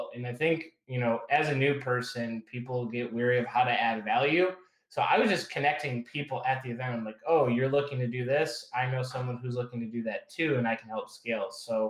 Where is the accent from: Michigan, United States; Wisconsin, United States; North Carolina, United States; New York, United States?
Michigan, United States; moved away as an adult; now in Chicago, United States; I'm originally from Michigan, went to Michigan State.